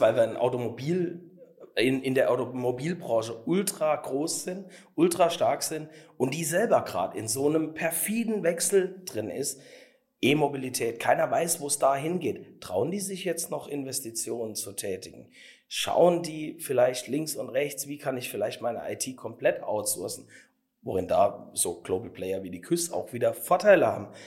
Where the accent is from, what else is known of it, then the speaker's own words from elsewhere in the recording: Saarland, Germany; es ist alles bei uns im Saarland so noch so ein bisschen hemdsärmelig